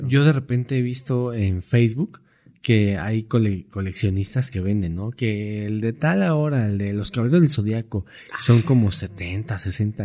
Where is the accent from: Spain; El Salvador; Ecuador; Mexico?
Mexico; como mexicanos